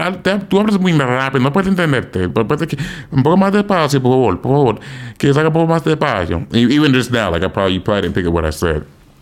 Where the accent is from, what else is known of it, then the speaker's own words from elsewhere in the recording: United States; accent: American; people naturally can tell I'm probably American.